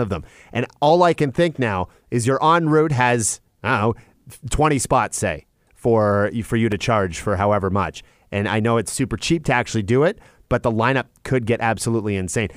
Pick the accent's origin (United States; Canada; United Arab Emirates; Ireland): Canada; Chatham, Ontario; my hometown of, of Chatham, Ontario.